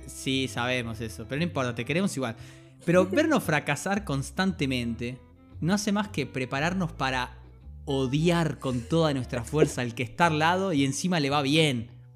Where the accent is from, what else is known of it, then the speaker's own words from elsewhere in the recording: Colonia, Uruguay; soy de Colonia